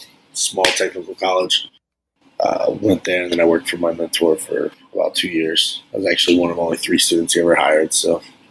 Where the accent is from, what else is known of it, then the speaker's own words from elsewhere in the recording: Frankfurt, Hesse, Germany; born there; also born or lived in Ohio, United States; I was born in Germany.